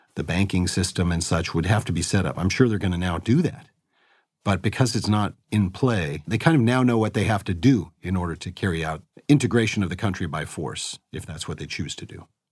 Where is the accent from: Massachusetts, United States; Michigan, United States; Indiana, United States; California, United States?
California, United States; Berkeley; I was raised in Berkeley, California, so that's a far left environment